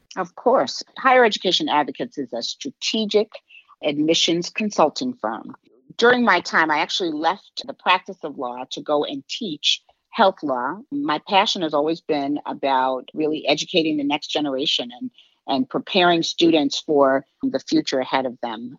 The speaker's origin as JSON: {"language": "English", "town": "New York City", "region": "New York", "country": "United States", "tie": "born or raised there", "also_born_or_lived": "West Coast", "moved": "as an adult", "lives_now": "Chicago, United States", "said": "grew up on the East Coast, originally from New York"}